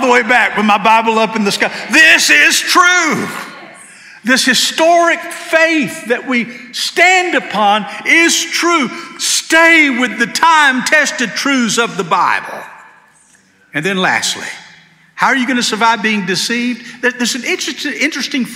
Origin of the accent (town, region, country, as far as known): Georgia, United States; born or raised there; now in Hendersonville, United States